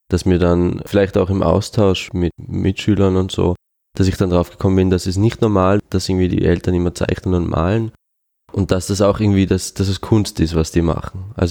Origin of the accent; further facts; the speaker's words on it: Switzerland; first language Swiss German; also ich habe als Kind Schweizerdeutsch geredet, mit meiner Mutter natürlich, aber ich habe nie jetzt mich über den Dialekt definieren wollen oder so.